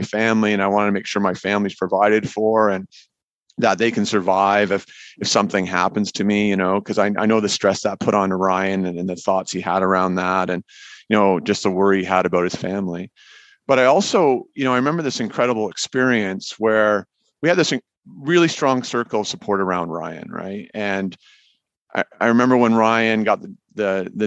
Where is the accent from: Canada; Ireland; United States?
Canada; being Canadian